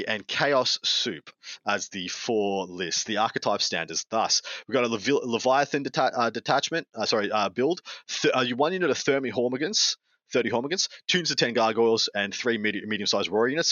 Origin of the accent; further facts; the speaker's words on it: Victoria, Australia; my home state in Victoria